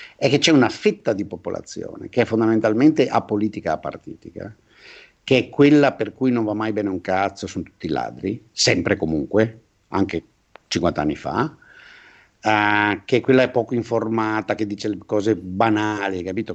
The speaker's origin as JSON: {"language": "Italian", "region": "Veneto", "country": "Italy", "said": "io da buon veneto"}